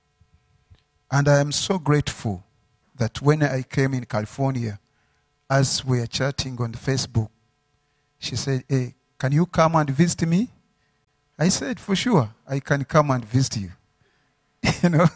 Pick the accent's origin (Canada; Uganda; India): Uganda; I'm from Uganda